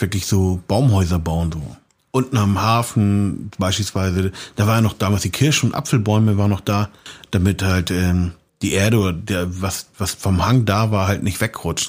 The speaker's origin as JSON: {"language": "German", "region": "Hamburg", "country": "Germany", "tie": "born or raised there", "also_born_or_lived": "Austria", "accent": "leichter Hamburger Touch", "said": "diesen Slang, den ich jetzt habe, so. Mhm. Diesen leichten Hamburger Touch"}